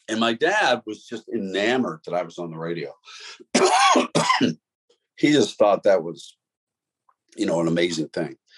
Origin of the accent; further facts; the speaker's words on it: Pittsburgh, Pennsylvania, United States; the people I grew up with in Pittsburgh were steelworkers